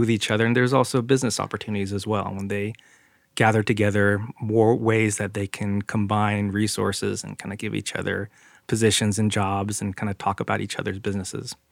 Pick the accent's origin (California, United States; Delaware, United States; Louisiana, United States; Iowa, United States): California, United States; San Jose; We grew up in San Jose